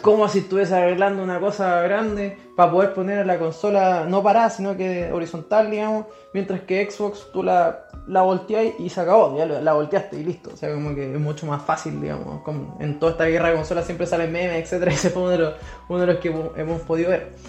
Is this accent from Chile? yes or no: yes; Chile; aquí en Chile, nosotros somos de Chile